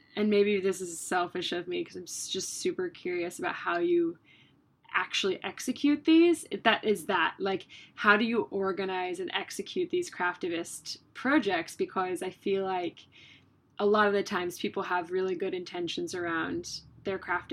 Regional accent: United States; moved away; also born or lived in Australia; proud about being American

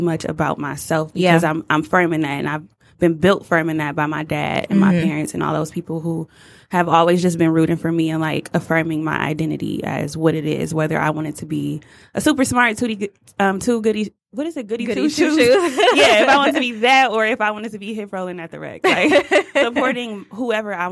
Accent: Detroit, Michigan, United States; we're from Motown

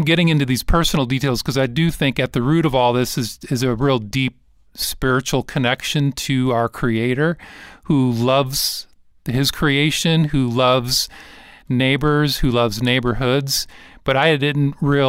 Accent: Detroit, Michigan, United States; So, you know, I grew up in Detroit, actually.

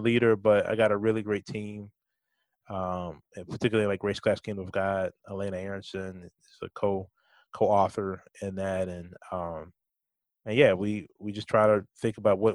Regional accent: Richmond, Virginia, United States; I'm from Richmond, Virginia.

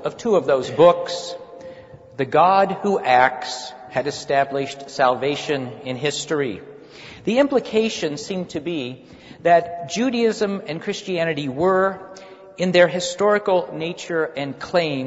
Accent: Kansas, United States; moved away; I'm from Kansas

